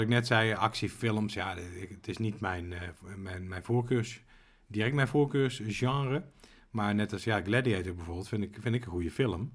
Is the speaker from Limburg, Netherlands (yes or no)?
no; Wouw, North Brabant, Netherlands; in het dorp waar ik ben opgegroeid